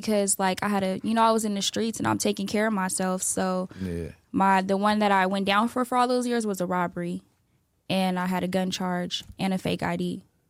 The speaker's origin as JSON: {"language": "English", "town": "Sacramento", "region": "California", "country": "United States", "said": "I'm from Sacramento. Oak Park, to be exact, 916."}